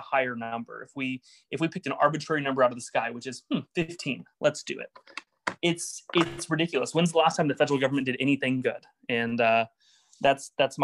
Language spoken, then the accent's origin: English; Oklahoma, United States; I'm from Oklahoma. I'm from a pretty rural area.